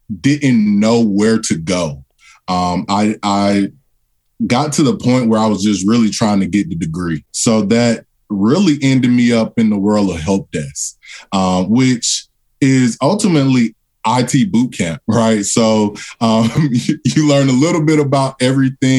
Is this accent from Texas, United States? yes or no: no; Atlanta, Georgia, United States; Atlanta native, one of those rarities who's still in Atlanta. So born and raised in Atlanta, Georgia.